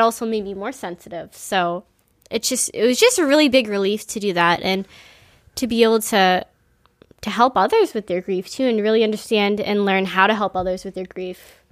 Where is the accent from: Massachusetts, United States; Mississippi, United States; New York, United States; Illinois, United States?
Massachusetts, United States; Quincy; I grew up in Squanum.